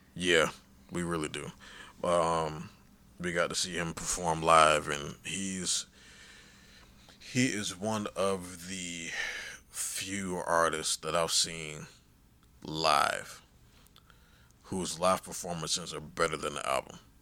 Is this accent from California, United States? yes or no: no; Miami, Florida, United States; I was born and raised in Miami.